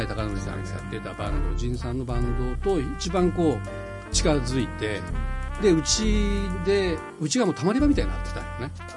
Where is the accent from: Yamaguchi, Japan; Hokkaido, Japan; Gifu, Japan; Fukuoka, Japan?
Fukuoka, Japan; born or raised there; moved away as an adult